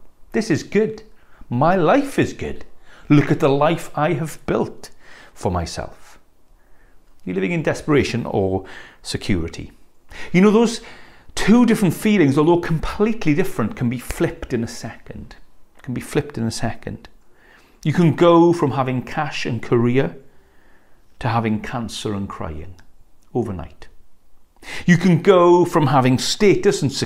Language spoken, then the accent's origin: English; West Wales, United Kingdom; One of my favourite school trips growing up in West Wales was actually local to here